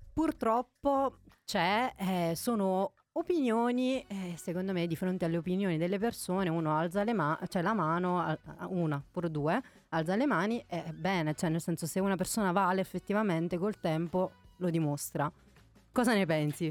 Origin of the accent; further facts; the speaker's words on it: Naples, Campania, Italy; moved away; io da buona napoletana